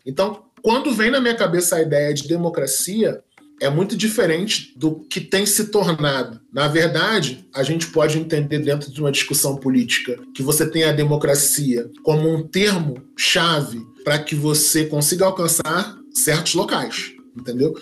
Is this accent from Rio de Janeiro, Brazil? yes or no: yes; Duque de Caxias, Rio de Janeiro, Brazil; eu sou oriundo da Baixada Fluminense, Duque de Caxias